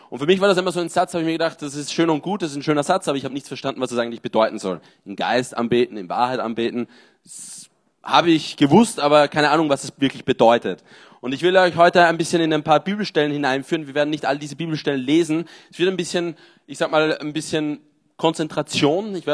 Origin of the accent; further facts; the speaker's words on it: Austria; now in Marseille, France; Ich bin in Marseille, 30 Jahre, bin ursprünglich Österreicher